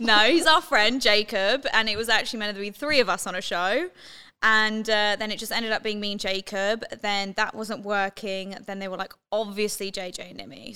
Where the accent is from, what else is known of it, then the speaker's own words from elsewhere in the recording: London, United Kingdom; moved away; I'm from London, uh, born and raised